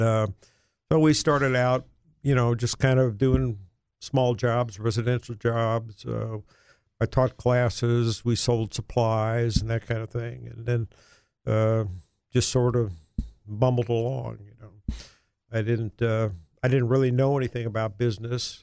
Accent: Cleveland, Ohio, United States; moved away as an adult; now in Little Rock, United States; growing up in a large city in Ohio up north, uh, Cleveland, yeah, Cleveland

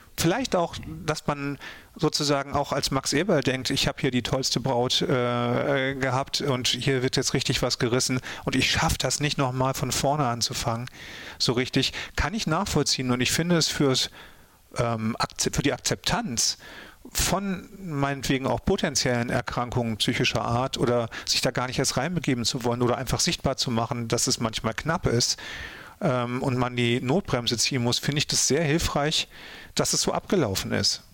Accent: North Frisia, Schleswig-Holstein, Germany; Kartenbüll in Nordfriesland, also meine Heimat

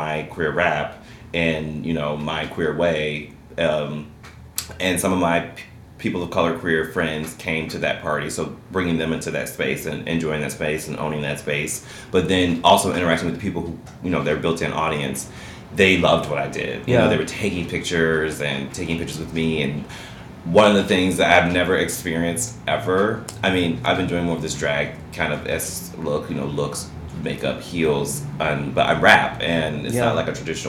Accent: Chicago, Illinois, United States; I grew up in Chicago

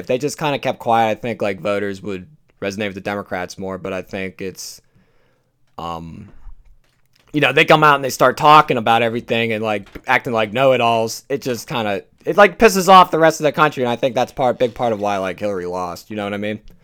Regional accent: Pennsylvania, United States; my home state of Pennsylvania

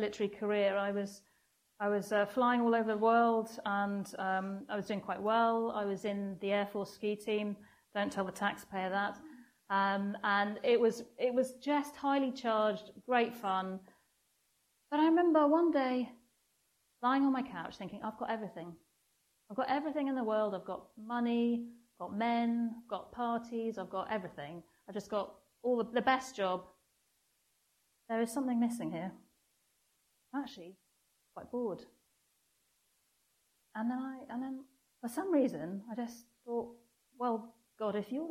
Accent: North Wales, United Kingdom; now in Wimbledon, United Kingdom; I was brought up in North Wales, so it was a Welsh chapel.

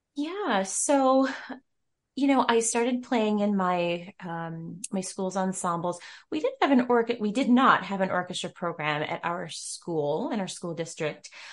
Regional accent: Rochester, New York, United States; I'm from Rochester, New York

